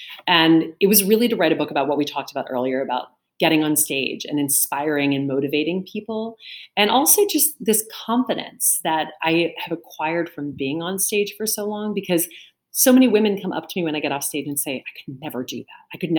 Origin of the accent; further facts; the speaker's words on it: the South, United States; now in New York, United States; And I grew up in the South, but I live in New York. And I remember thinking when I came up here, this is very different.